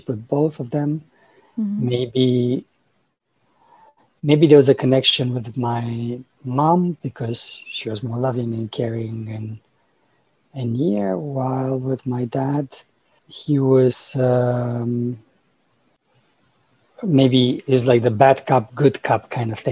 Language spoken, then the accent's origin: English; Romania; now in United States; I was born in Romania and during communist time. So that was an interesting time. As a child, there was a lot of freedom.